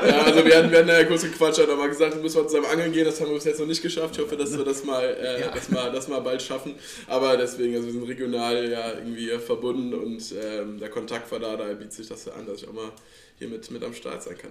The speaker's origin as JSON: {"language": "German", "town": "Langerwehe", "region": "North Rhine-Westphalia", "country": "Germany", "said": "Ich komme ja. aus äh, Langerwehe, also alles hier Aachen, Kölner Raum."}